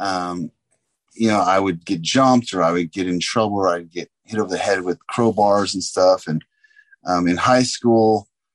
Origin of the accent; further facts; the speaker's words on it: San Diego, California, United States; I grew up in Southern California